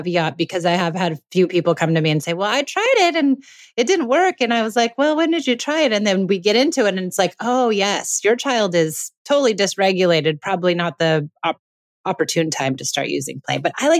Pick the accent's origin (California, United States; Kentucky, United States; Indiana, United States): California, United States; Los Angeles; And we're both from Los Angeles, so it's nice to get away.